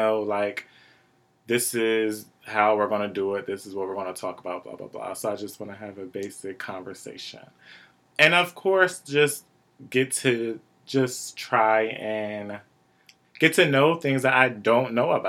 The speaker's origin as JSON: {"language": "English", "town": "Wilmington", "region": "Delaware", "country": "United States", "tie": "born or raised there", "said": "Born and raised in Wilmington, Delaware, like I am."}